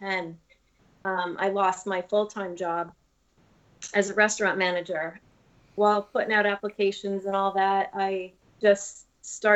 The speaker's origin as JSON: {"language": "English", "town": "Buffalo", "region": "New York", "country": "United States", "tie": "born or raised there", "said": "I grew up in Buffalo"}